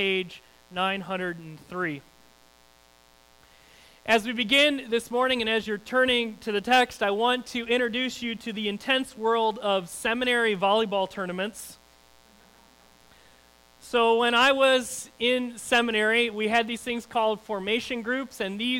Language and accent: English; Lake Michigan, Midwest, United States; in my hometown, being on Lake Michigan, you'd play a lot of beach volleyball